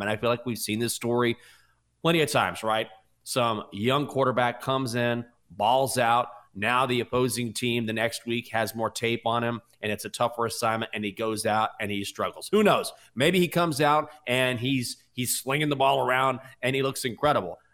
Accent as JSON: {"language": "English", "region": "Texas", "country": "United States", "said": "I'm from Texas, and I grew up cheering for the Rangers"}